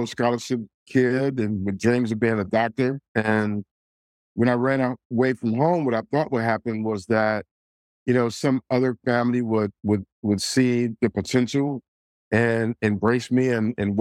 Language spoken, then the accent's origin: English; Detroit, Michigan, United States; I grew up in the city of Detroit, my hometown, my beloved hometown